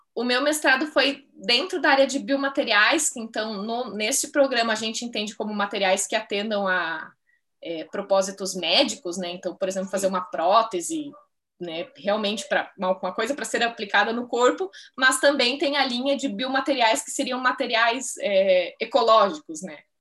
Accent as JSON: {"language": "Portuguese", "town": "Ibirubá", "region": "Rio Grande do Sul", "country": "Brazil", "tie": "born or raised there", "also_born_or_lived": "São Paulo", "moved": "as an adult", "said": "Ibirubá, né, que é a minha cidade natal, no Rio Grande do Sul"}